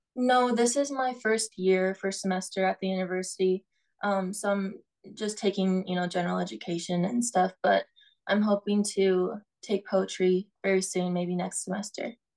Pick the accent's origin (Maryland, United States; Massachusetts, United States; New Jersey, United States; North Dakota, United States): North Dakota, United States; now in Tucson, United States; I'm from North Dakota, and there's a lot of you know trees and grass and stuff.